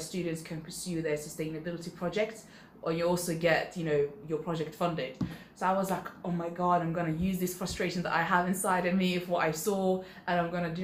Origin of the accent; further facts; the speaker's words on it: Sweden; moved away; I grew up in Sweden, I could speak three different languages